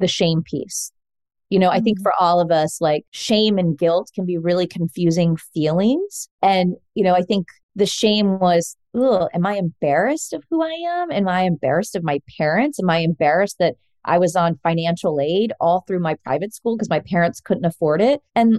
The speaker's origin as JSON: {"language": "English", "town": "Fort Worth", "region": "Texas", "country": "United States", "tie": "born or raised there", "said": "so I grew up in Fort Worth, Texas. I'm a Texan like Joseph."}